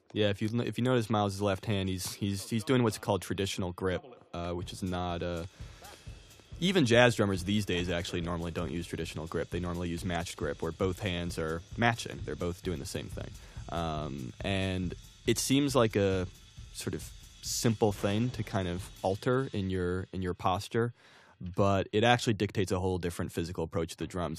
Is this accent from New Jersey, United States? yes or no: yes; New Jersey, United States; I grew up in New Jersey